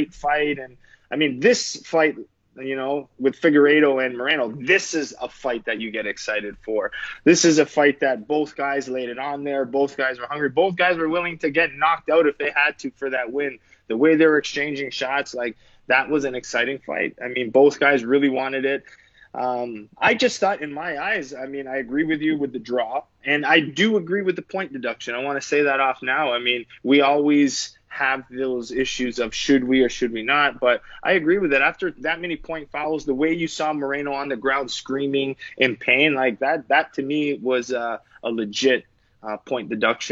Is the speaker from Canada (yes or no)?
yes; Canada; as a Canadian